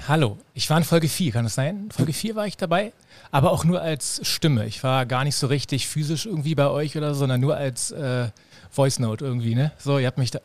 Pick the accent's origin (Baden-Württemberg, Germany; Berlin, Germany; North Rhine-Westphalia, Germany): Berlin, Germany; Berliner, ja, geboren in Berlin, groß geworden in Berlin und lebe hier